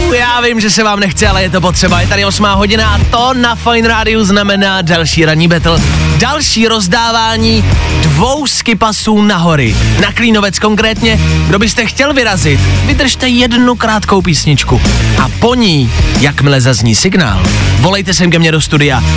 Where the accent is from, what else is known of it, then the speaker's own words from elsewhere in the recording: Plzeň, Plzeň Region, Czechia; Já jsem kluk z Plzně